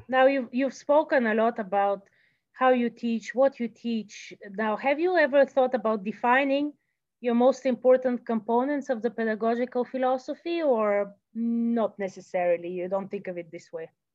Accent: Bulgaria; moved away; I am from Bulgaria and I studied in the music school

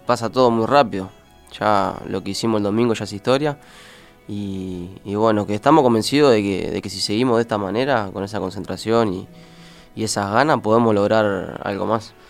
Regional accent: Florida, Uruguay; also born or lived in Maldonado, Uruguay / North America; soy criado acá, me crié en Florida, estuve de los dos hasta los 12 años y después me fui a Maldonado

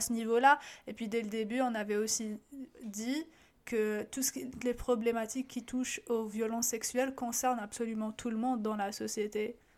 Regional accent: Algeria; moved away as an adult; now in Canada; ma réalité en tant qu'Algérienne

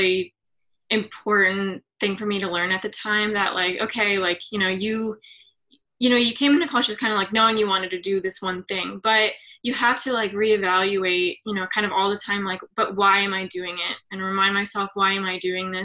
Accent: Atlanta, Georgia, United States; moved away as an adult; now in Philadelphia, United States; I'm from Georgia, Atlanta, Georgia, like a suburb

